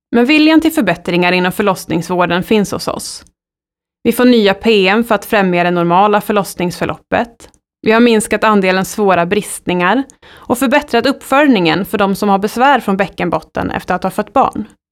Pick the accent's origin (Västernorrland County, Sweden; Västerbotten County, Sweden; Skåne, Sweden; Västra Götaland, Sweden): Västernorrland County, Sweden; Sundsvall; Jag är född i Sundsvall under trygga former av min sjuksköterskemor